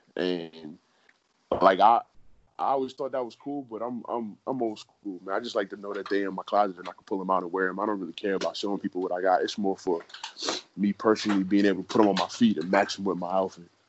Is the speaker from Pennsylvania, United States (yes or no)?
no; New York City, New York, United States; moved away as an adult; now in Arizona, United States; I'm from New York City